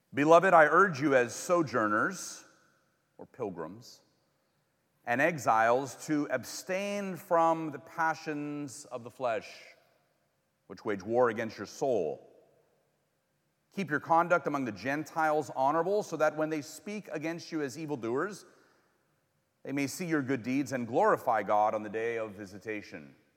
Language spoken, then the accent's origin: English; California, United States; moved away as an adult; now in Missouri, United States; I'm from California and moved here a while ago